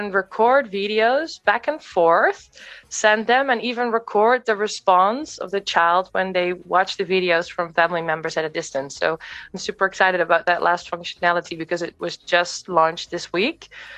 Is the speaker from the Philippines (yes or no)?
no; Netherlands; moved away; also born or lived in Australia / London / Kenya / America; I'm originally from the Netherlands, but I've lived abroad in many countries. So in Australia, in London, in Kenya, in America.